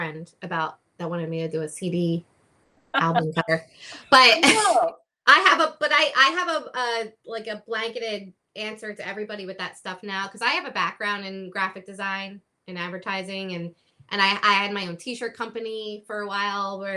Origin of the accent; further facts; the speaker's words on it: Philadelphia, Pennsylvania, United States; also born or lived in New York; I was in New York for years, and then I'm originally from the Philadelphia area, and when I moved back here